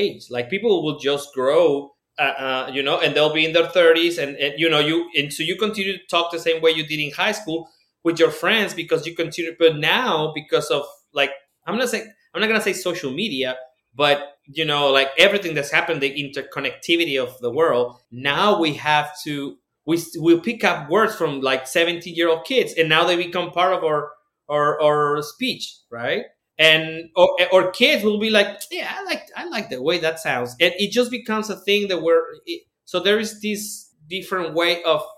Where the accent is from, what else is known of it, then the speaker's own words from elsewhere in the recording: Mexico; I was born in Mexico